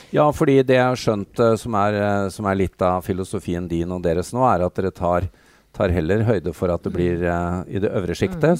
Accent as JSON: {"language": "Norwegian", "country": "Norway", "said": "vi som nordmenn"}